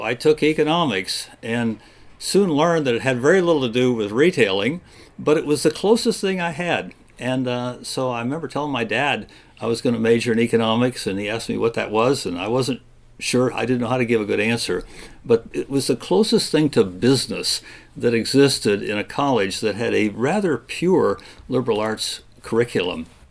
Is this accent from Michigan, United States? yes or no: yes; Kalamazoo, Michigan, United States; moved away as an adult; now in Virginia, United States; growing up in Michigan in the 50s and 60s